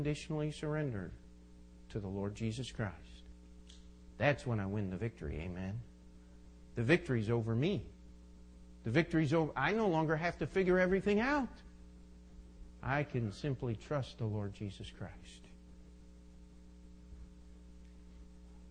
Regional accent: United States; I'm an American

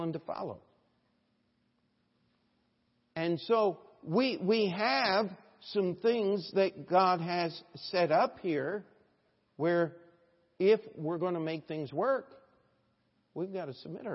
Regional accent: United States; we as an American, as Americans

